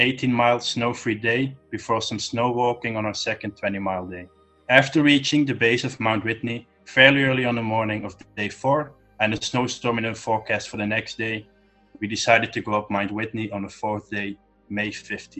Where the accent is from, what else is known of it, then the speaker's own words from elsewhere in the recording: Netherlands; also born or lived in Switzerland; I was born in Switzerland because my mom was Swiss. My dad got a job here in the Netherlands, so we moved back to the Netherlands, and I've always been living here since